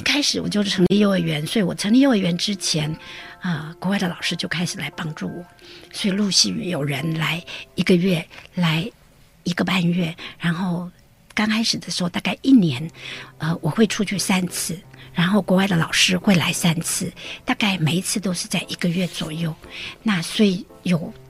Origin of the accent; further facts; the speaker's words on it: Taipei, Taiwan; moved away as an adult; also born or lived in United States; now in Taichung, Taiwan; 我原来是台北人